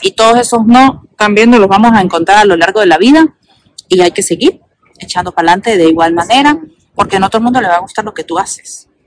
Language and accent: Spanish; Venezuela; moved away as an adult; now in Quebec, Canada; nosotros somos venezolanos, vinimos así como que obligados